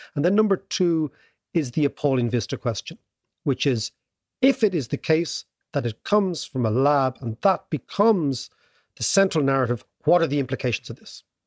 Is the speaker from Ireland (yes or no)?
yes; Ireland; as an Irish kid at the time, young kid